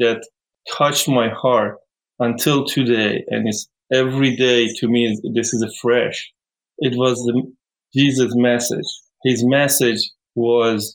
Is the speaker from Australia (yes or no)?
no; Iran; English is a second language; moved away; when I say I'm from Iran, they tell me, oh, you have a lot of desert